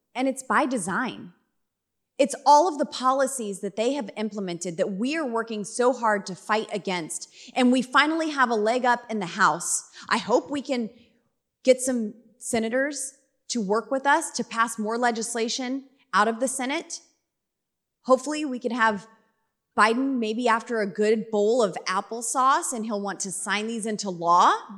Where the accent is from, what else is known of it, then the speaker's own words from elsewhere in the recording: Colorado, United States; I'm from Colorado